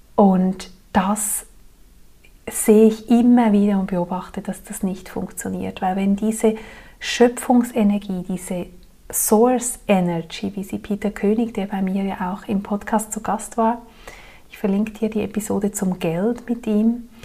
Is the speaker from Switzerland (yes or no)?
yes; Zurich, Switzerland; moved away; an die Menschen in meiner früheren Heimat